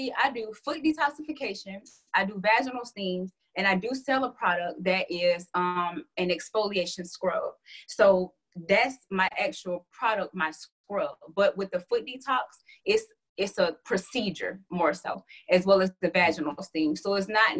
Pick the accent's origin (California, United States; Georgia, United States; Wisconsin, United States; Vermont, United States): Georgia, United States; Atlanta; I'm from Hotlanta, Atlanta, Georgia.